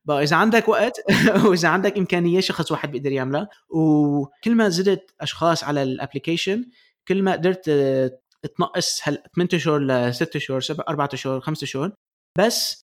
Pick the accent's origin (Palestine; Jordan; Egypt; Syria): Palestine; انا انا فلسطيني